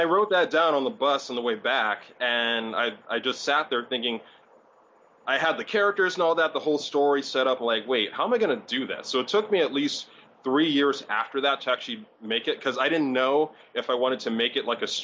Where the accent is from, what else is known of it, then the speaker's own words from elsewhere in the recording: Hawaii, United States; I grew up in Hawaii